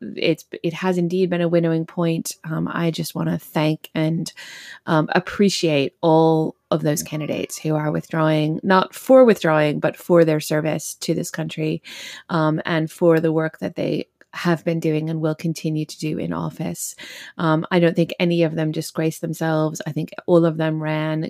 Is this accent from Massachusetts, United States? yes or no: yes; Massachusetts, United States; Massachusetts, my home state